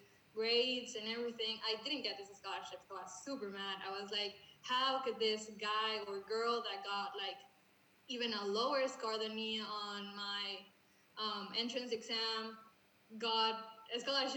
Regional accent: Mexico; English is a second language; we're from Mexico

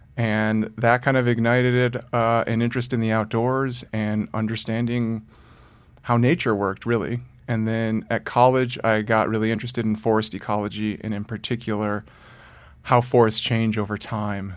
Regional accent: Detroit, Michigan, United States; I grew up in the suburb outside of Detroit, Michigan

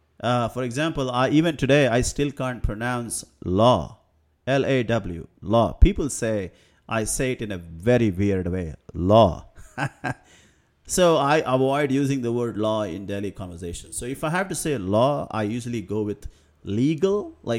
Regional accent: India; English is a second language; But at the same time, I am aware that English is not my primary birth language. I'm from India. I spent the first 15 years to 20 years mostly speaking the regional languages.

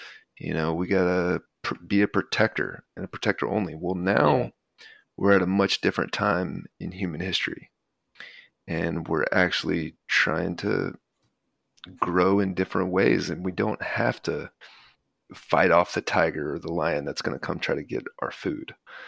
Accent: the South, United States; So as I was growing up in the South in a very patriarchal household

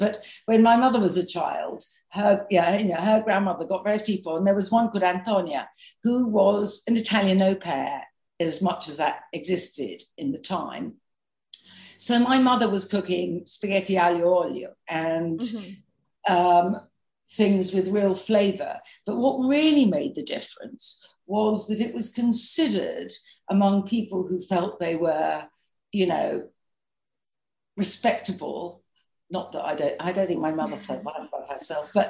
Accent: London, United Kingdom; I grew up in London, really central London.

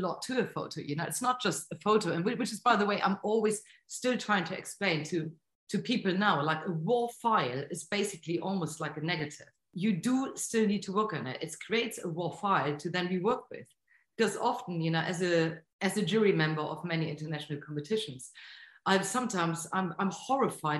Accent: Bremen, Germany; moved away; also born or lived in Bournemouth; my hometown, Bremen, in North Germany

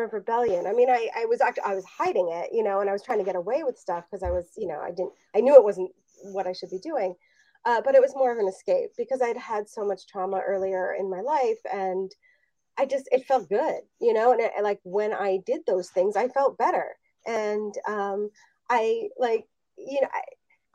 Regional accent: Los Angeles, California, United States; I grew up in Los Angeles in the 1980s

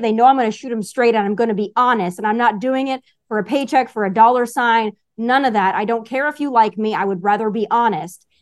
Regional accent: Rapid City, South Dakota, United States; moved away as an adult; also born or lived in Las Vegas, Nevada; I grew up in Rapid City, South Dakota

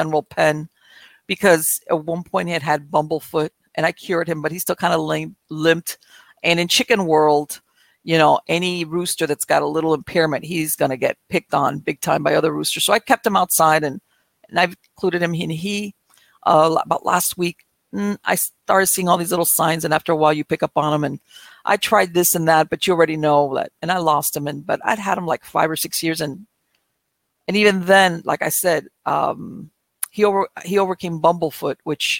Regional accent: Miami, Florida, United States; moved away as an adult; now in North Florida, United States; I was born and raised in Miami

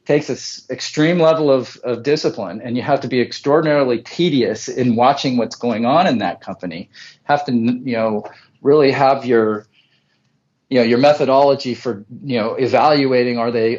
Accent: Bay Area, California, United States; now in Central Coast, California, United States; we're originally from the Bay Area, now on the Central Coast

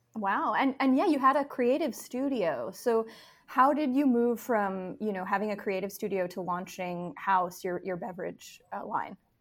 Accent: New York, United States; moved away; I am from New York and, and had been living and writing there for a long time

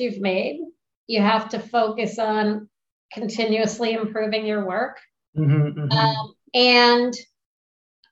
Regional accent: Springfield, Vermont, United States; moved away; I grew up in Springfield, Vermont.

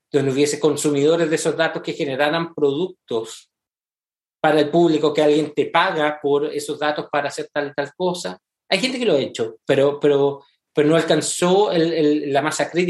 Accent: Santiago, Santiago Metropolitan Region, Chile; moved away as an adult; now in United States; yo soy santiaguino.

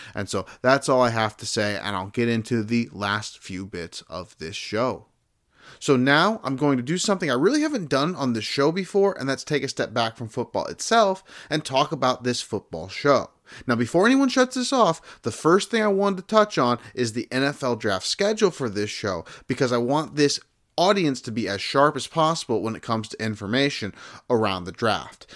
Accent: South Bend, Indiana, United States; I grew up around South Bend, Indiana.

